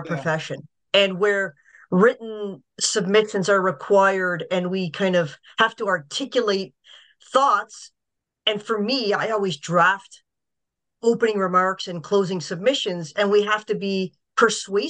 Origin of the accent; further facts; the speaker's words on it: Niagara Falls, Ontario, Canada; I was born and raised in Niagara